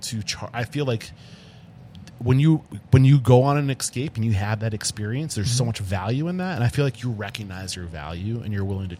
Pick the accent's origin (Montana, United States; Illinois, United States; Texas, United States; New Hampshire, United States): New Hampshire, United States; I'm from East Bumfuck, New Hampshire.